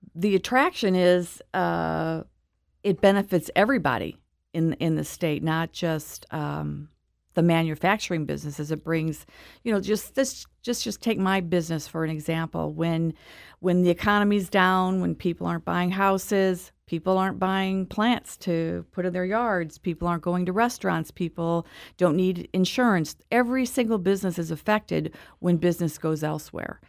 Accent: Webster Groves, Missouri, United States; moved away as an adult; also born or lived in East Coast; I grew up in Webster Groves, went to Mizzou

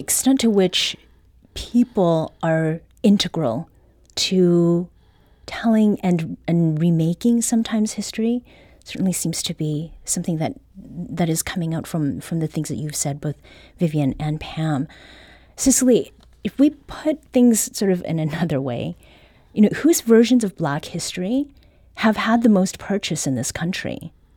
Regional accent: Canada; now in Saint Louis, United States; I was born and raised in Canada

